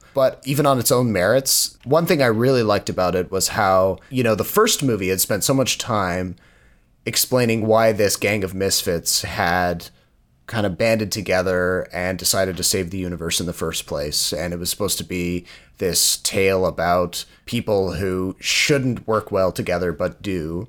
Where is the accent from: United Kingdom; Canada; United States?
Canada; East Coast; now in Ontario, Canada; Because when I was growing up on the East Coast of Canada, people were almost absurdly polite at the end of movies.